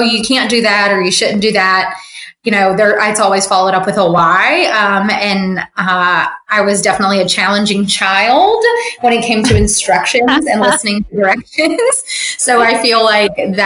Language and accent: English; Virginia, United States; moved away as an adult; also born or lived in Richmond; now in Charleston, United States; my home state of Virginia.